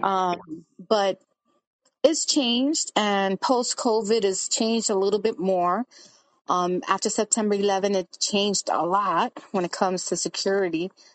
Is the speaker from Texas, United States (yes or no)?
no; New York City, New York, United States; I was born in Brooklyn, but my parents are Dominican